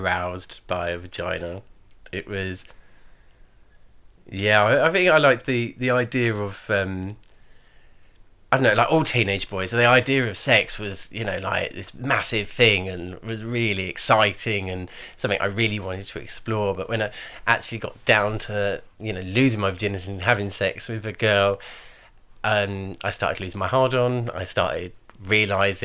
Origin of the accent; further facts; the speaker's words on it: Brighton, South East England, United Kingdom; I'm from Brighton.